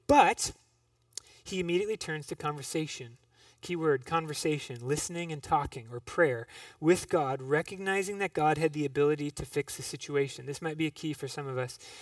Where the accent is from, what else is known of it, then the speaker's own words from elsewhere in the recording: Minneapolis, Minnesota, United States; I grew up in Minneapolis